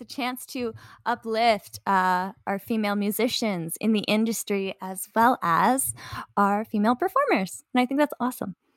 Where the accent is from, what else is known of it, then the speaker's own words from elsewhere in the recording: Canada; I'm Canadian